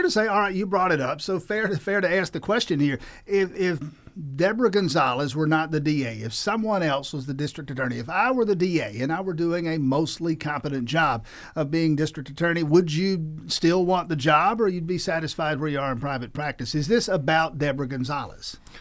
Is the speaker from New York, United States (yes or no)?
no; South Georgia, United States; I'm from South Georgia